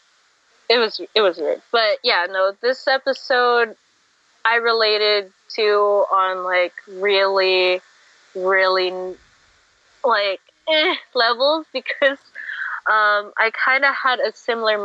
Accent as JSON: {"language": "English", "country": "Canada", "tie": "born or raised there", "said": "I'm born Canadian."}